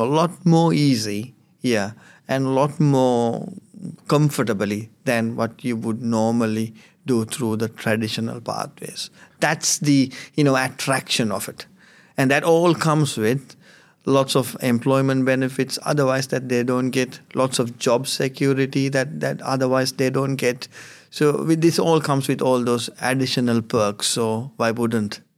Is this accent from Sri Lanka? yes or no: yes; Sri Lanka; now in Finley, Australia; I come from Sri Lanka.